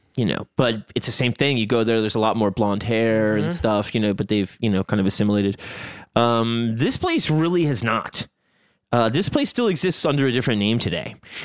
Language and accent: English; Long Island, New York, United States; I say Pakistan because I'm from Long Island.